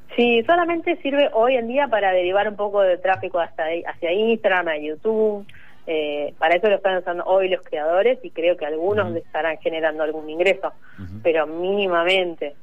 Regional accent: Carmen de Patagones, Argentina; also born or lived in Río Negro; now in Buenos Aires, Argentina; yo soy de, de, de Patagones, de Río Neva, de Río Negro, y allá no llegaba nada

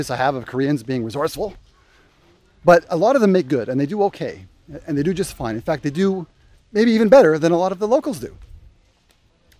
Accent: Canada; moved away as an adult; now in Indonesia; As a Canadian

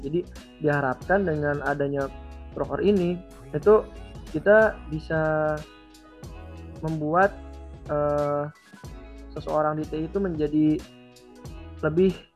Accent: South Tangerang, Banten, Indonesia; Asalku tuh dari Tangerang Selatan atau kalau mau persisnya tuh di Bintaro ya.

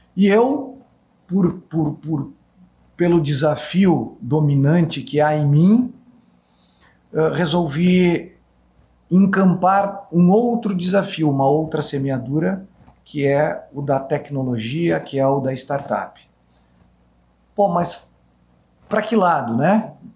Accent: Caxias do Sul, Rio Grande do Sul, Brazil; moved away; Saí de Caxias do Sul

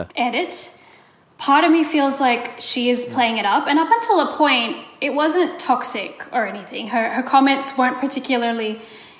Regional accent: India; I'm Indian

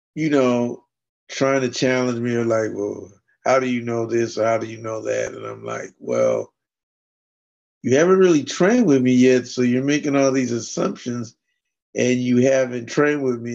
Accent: Fairbanks, Alaska, United States; I grew up and lived in Fairbanks, Alaska

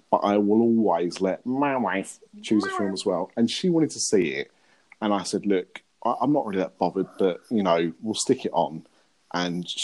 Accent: East of England, United Kingdom; And that's the reason for swearing at her is because we're from Essex.

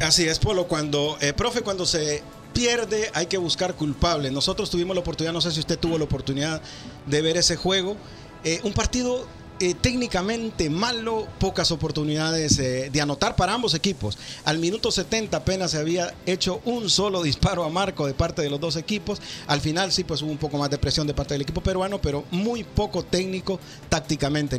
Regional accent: Honduras; now in Indianapolis, United States; soy hondureño

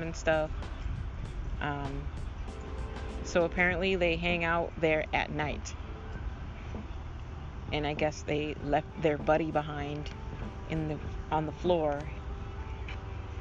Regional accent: Massachusetts, United States; also born or lived in Minneapolis, Minnesota; I grew up in Massachusetts

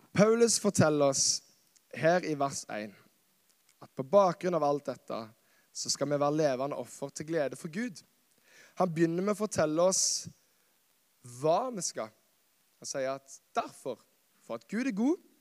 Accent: Karmøy, Rogaland, Norway; moved away as an adult; also born or lived in Kristiansand; så er jeg fra Karmøy. Verdens beste øy. Verdens navle. Norges svar på New York. OK. Og det er et fantastisk sted som jeg har fått lov å vokse opp

